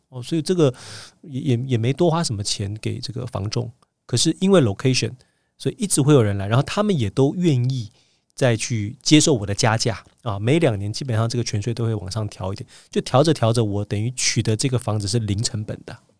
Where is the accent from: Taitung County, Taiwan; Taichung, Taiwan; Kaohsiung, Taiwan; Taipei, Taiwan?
Taipei, Taiwan; moved away as an adult; now in South Korea; 我小时候是住在北投石牌地区